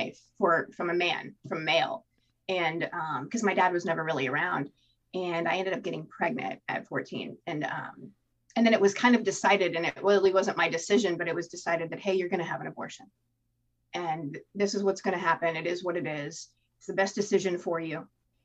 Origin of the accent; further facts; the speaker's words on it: Tampa, Florida, United States; I was born in Tampa, Florida